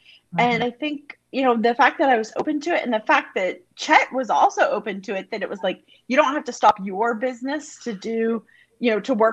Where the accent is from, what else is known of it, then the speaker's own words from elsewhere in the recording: United States; moved away as an adult; also born or lived in Montreal, Canada; I'm American, but I was living outside of Montreal, Canada